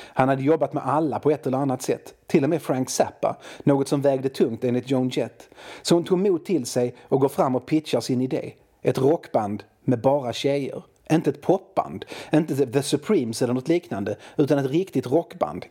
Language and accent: Swedish; Malmö, Skåne, Sweden; jag är från Malmö, och i Malmö har vi våra regler